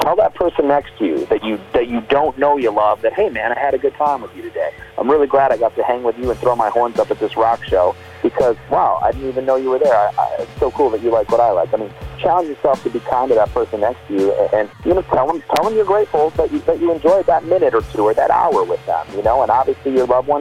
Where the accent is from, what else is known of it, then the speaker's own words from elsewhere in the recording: Michigan, United States; growing up in Michigan was the Great Lakes